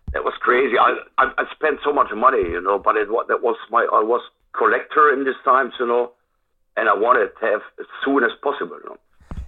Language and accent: English; Germany; English is a second language; here in my hometown